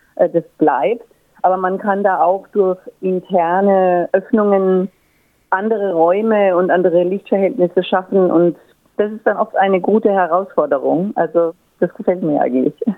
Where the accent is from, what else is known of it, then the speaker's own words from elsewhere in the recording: Würzburg, Bavaria, Germany; moved away as an adult; also born or lived in Frankfurt / Paris / Berlin; now in Australia; Ich komme aus Würzburg, das ist äh, Franken, Nord Norden von Bayern, gehört also noch zu Bayern und habe dort auch studiert